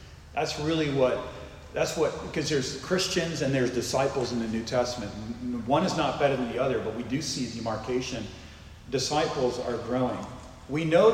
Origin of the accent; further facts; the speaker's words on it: Northeast, United States; moved away; in the Northeast where I'm from